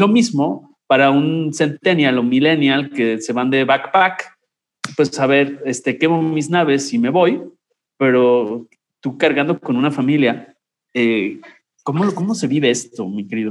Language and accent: Spanish; Mexico; como mexicano